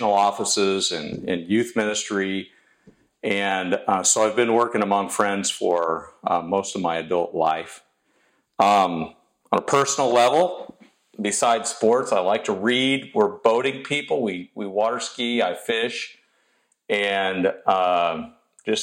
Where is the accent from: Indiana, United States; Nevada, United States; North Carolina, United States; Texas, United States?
Indiana, United States; South Bend; now in Houston, United States; I was born in South Bend, Indiana